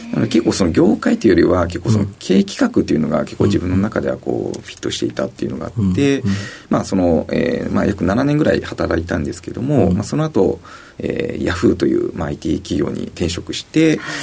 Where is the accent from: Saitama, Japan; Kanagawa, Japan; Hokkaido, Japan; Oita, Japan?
Kanagawa, Japan; Yokohama; also born or lived in Machida, Tokyo; 生まれたのは東京の町田だったんですけれども、えー、ともう5歳ぐらいからずっと横浜に住んでおりましたので